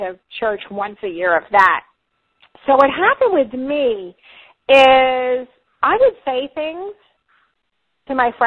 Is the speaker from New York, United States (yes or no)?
yes; Long Island, New York, United States; now in Florida, United States; I'm from New York, Long Island originally, if you can't already hear my accent